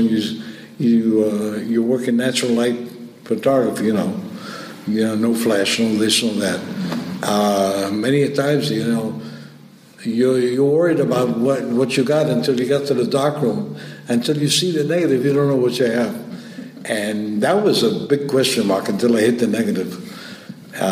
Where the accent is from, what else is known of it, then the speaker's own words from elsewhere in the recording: New York, United States; moved away as an adult; now in Havana, Cuba; I was brought up in New York, raised in New York, 18 years old